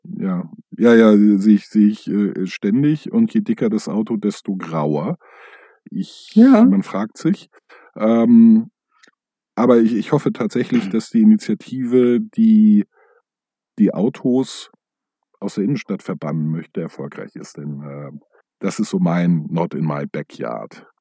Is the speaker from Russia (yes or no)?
no; Hamburg, Germany; als Hamburger